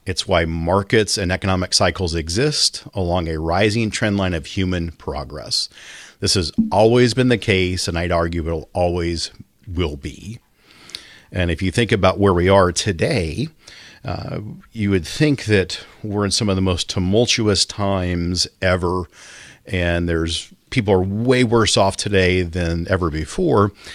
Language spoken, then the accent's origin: English; Kansas, United States; in my hometown, the paper came out once a week